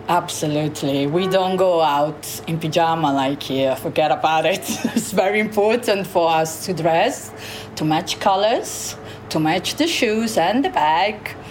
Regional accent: Sorrento, Campania, Italy; English is a second language; moved away as an adult; now in London, United Kingdom; I am from Sorrento, south of Italy

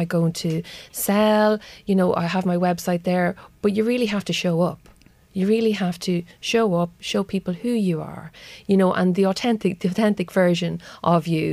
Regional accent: Drogheda, County Louth, Ireland; now in Dundalk, Ireland; I was brought up in Harmony Heights in Drogheda

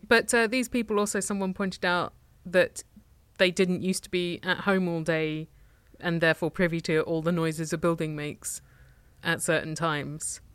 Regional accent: Tunbridge Wells, South East England, United Kingdom; my hometown of Tunbridge Wells

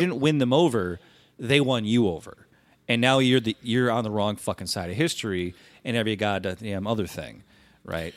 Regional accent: United States; my hometown uh, which is the capital of a v, very populous state

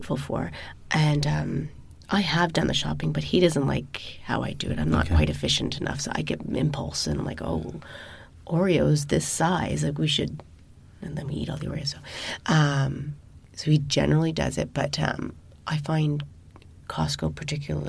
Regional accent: Montreal, Quebec, Canada; I assumed it was a Montreal thing. I'm from Montreal.

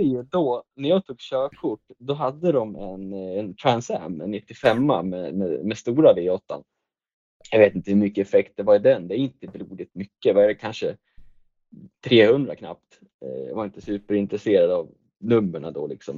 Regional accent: Västerås, Västmanland, Sweden; moved away as an adult; also born or lived in Tillberga; now in Hallstahammar, Sweden; jag är ju född och uppvuxen i Västerås

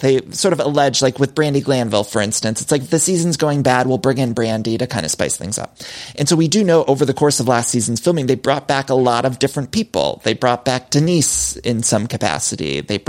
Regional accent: Ohio, United States; moved away as an adult; now in Los Angeles, United States; I'm from Ohio.

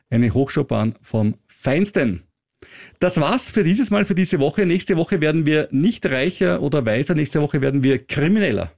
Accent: Austria; ich als Österreicher

